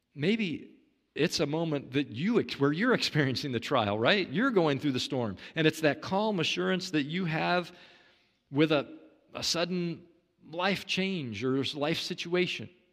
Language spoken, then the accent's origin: English; Kansas City, Kansas, United States; I, I grew up in Kansas City, Kansas, Tornado Alley